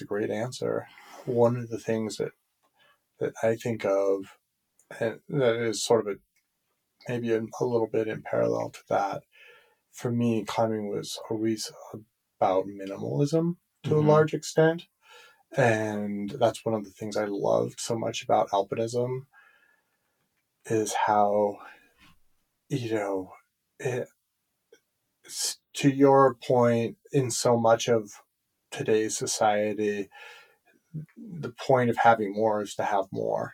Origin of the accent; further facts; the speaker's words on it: United States; I'm speaking as an American